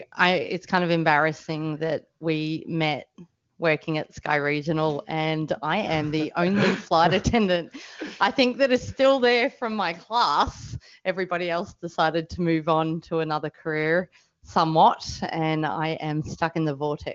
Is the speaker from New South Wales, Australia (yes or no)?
no; Melbourne, Victoria, Australia; I'm a Melbourneite.